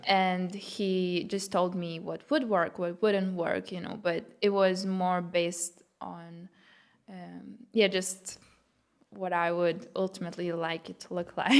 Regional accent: Lithuania; first language Lithuanian; English is a second language; moved away as an adult; now in Berlin, Germany; it was my native language. Um, yeah, English is what I learned after.

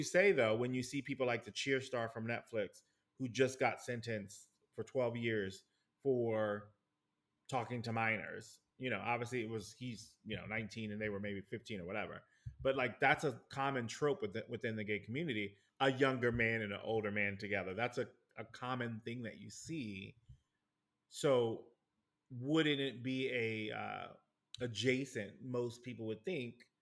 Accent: New York, United States; me growing up in New York

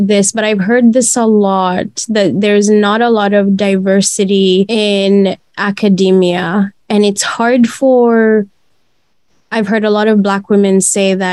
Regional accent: Uganda; growing up in Uganda, my parents were always like, you know, you have to behave proper.

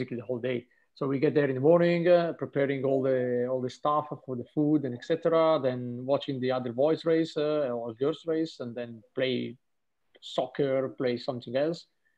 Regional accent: Trentino-Alto Adige, Italy; I'm from Trentino

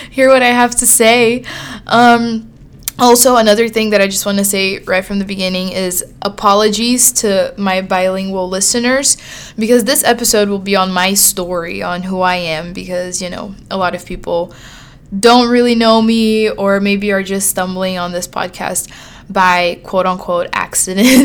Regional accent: São Paulo, Brazil; born there; so I was born in Brazil in July of 2003, a summer baby. And I was born in Sao Paulo, which is one of the biggest cities in the world

